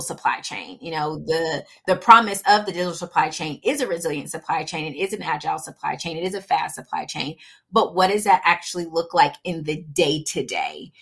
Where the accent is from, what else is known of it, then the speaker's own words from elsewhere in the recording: Atlanta, Georgia, United States; first language English; I grew up for the most part in Atlanta